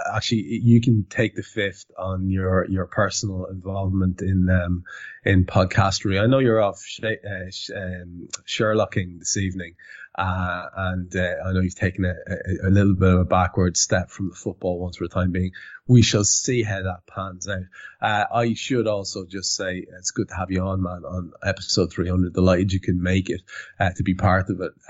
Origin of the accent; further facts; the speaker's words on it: Ireland; as an Irish lad